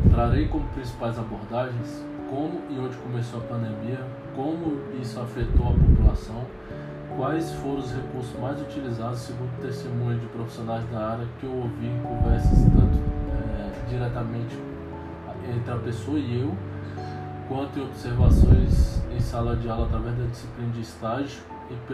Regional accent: Brasília, Federal District, Brazil; tenho 29 anos, sou natural de Brasília, solteiro, bacharel em educação física

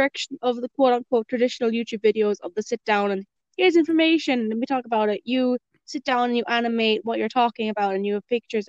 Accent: Ireland

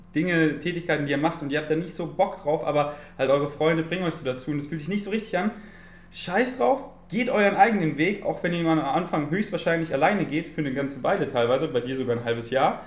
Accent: Munich, Bavaria, Germany; ich bin in München geboren und meine Familie ähm, wohnt noch in München

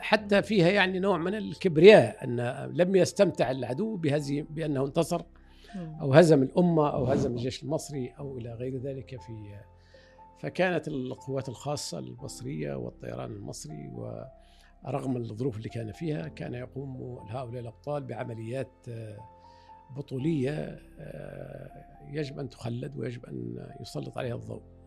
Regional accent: Fezzan, Libya; now in Egypt; وانا ولدت هنا في في مصر بقيت يمكن سنه او اقل من سنه عدنا الى ليبيا

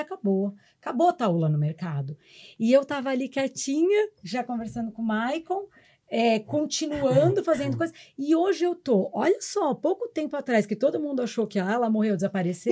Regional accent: São Paulo, Brazil; eu sou a única de São Paulo

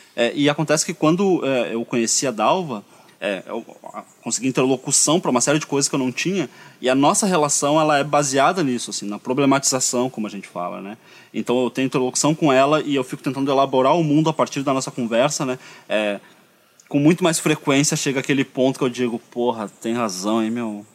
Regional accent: Porto Alegre, Rio Grande do Sul, Brazil; also born or lived in Pinheiro; Eu nasci no Pinheiro e fiquei ali até uns 5 anos de idade. E aí o meu pai veio trabalhar na Cidade Baixa como zelador, teve que vir morar aqui

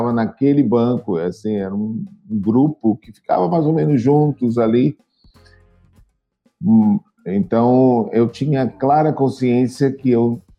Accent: Salvador, Bahia, Brazil; Então, gente, é, eu sou de Salvador, né, na Bahia, aqui na Bahia.

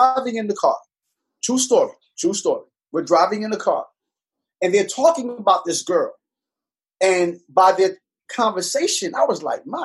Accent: New York City, New York, United States; also born or lived in Panama / Virginia; now in Richmond, United States; I was born in Panama, raised in Brooklyn, New York, moved to Virginia, came to Richmond

